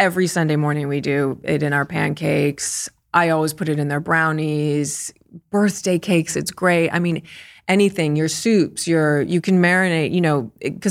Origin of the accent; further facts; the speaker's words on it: United States; and I'm American, so I can say that.